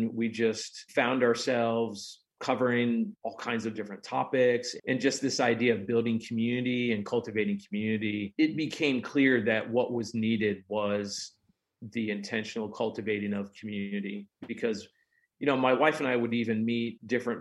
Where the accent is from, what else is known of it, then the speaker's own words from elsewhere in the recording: Prince William County, Virginia, United States; moved away as an adult; also born or lived in Fauquier County, Virginia; now in Bedford, United States; I grew up in Prince William County